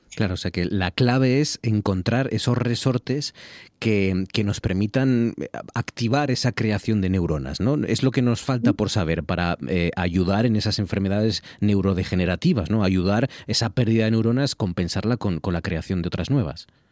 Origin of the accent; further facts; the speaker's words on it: Gijón, Asturias, Spain; moved away as an adult; yo nací en Gijón, yo soy de Gijón y, viví allí pues 20 años casi